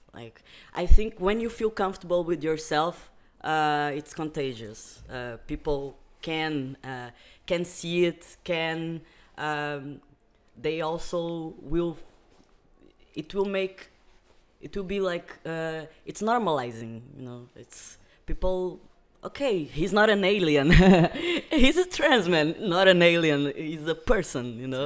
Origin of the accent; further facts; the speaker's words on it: Algarve, Portugal; also born or lived in Brazil; I also came from Algarve, uh, but I am Brazilian. I live in Portugal for seventeen years.